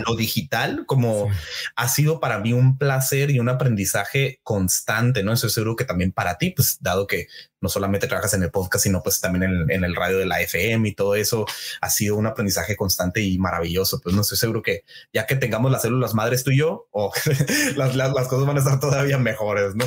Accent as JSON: {"language": "Spanish", "town": "San Luis Río Colorado", "region": "Sonora", "country": "Mexico", "tie": "born or raised there", "said": "San Luis Río Colorado, mi tierra natal, que me vio crecer y nacer"}